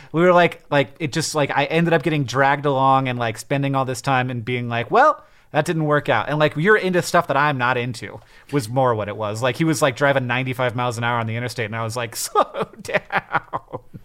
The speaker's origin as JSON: {"language": "English", "region": "Florida", "country": "United States", "tie": "born or raised there", "moved": "yes", "lives_now": "Montana, United States", "said": "I grew up in Florida and then I moved to Montana"}